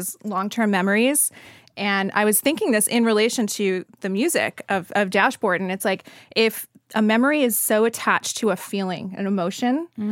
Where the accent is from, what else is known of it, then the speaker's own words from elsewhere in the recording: New Jersey, United States; me growing up in Jersey